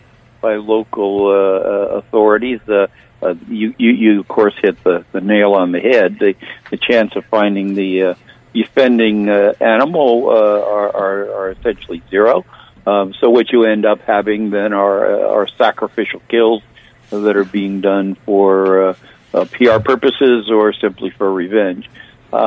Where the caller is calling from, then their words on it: Florida, United States; I'm calling from Florida